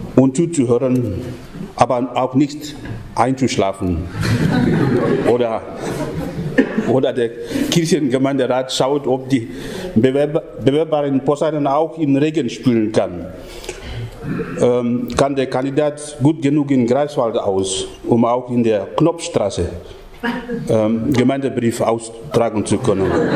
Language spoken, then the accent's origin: German; Papua New Guinea; moved away; bei uns in Papua-Neuguinea. Denn es ist nicht sehr lange her, nur etwas über 140 Jahre her, dass der christliche Glaube in unser Land angekommen ist